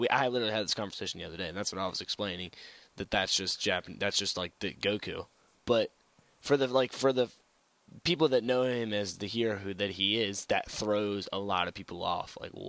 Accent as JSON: {"language": "English", "region": "the South", "country": "United States", "said": "I'm from the South."}